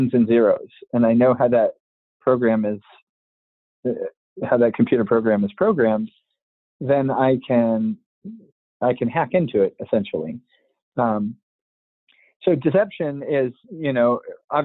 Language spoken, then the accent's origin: English; United States; you and I were born in the States